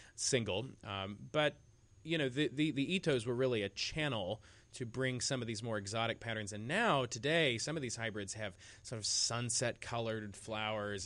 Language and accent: English; Bedford, Iowa, United States; my hometown of Bedford, Iowa